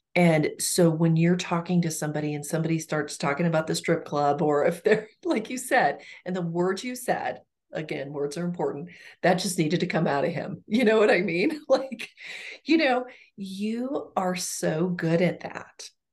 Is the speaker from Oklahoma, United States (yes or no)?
yes; Ponca City, Oklahoma, United States; moved away; my hometown in Oklahoma